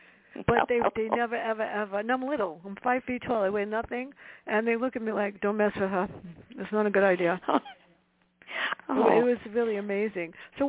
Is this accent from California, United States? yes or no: no; New York City, New York, United States; growing up where I did in the South Bronx